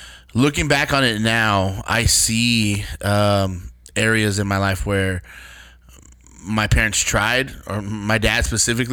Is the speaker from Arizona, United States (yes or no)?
no; Austin, Texas, United States; also born or lived in San Antonio, Texas; I born and raised in Texas. I was born in San Antonio, raised in Austin, and then moved back to San Antonio as a teenager.